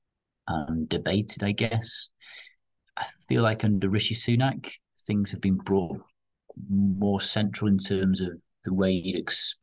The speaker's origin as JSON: {"language": "English", "region": "Wales", "country": "United Kingdom", "tie": "born or raised there", "said": "I'm born and bred in Wales, I'm proud to be from my part of the world, and I've never actually moved out of Wales"}